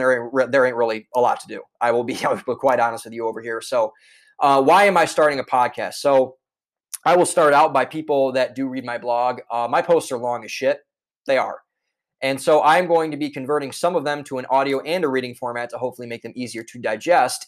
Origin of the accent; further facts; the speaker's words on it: Cleveland, Ohio, United States; moved away as an adult; now in Boston, United States; I am originally from Cleveland, Ohio, a suburb outside of Cleveland, Ohio.